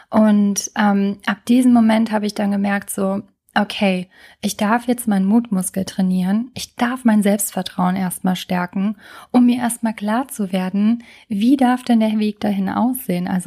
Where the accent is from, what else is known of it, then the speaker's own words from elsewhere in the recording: Trier, Rhineland-Palatinate, Germany; als ich in meiner alten Heimat in Trier lebte und was auch für eine lange Zeit echt gut war.